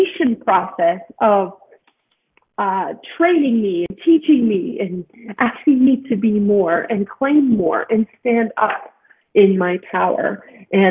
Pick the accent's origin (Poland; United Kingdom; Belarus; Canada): Canada; Edmonton, Alberta; born or raised there; also born or lived in Salt Lake City, Utah, United States